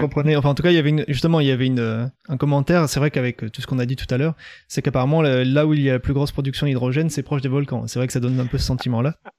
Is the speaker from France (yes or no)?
yes; Nord-Pas-de-Calais, Hauts-de-France, France; je suis du Nord-Pas-de-Calais toute ma vie